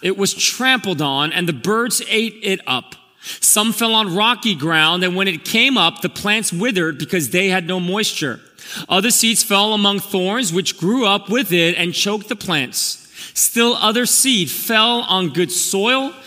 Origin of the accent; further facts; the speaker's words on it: New York City, New York, United States; also born or lived in Korea; now in New Jersey, United States; I'm actually from Elmhurst. I grew up here when I immigrated from Korea.